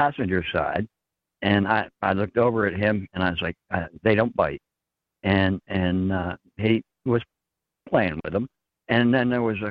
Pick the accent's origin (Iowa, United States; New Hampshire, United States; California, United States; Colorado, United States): New Hampshire, United States; now in Texarkana, United States; I'm from New Hampshire originally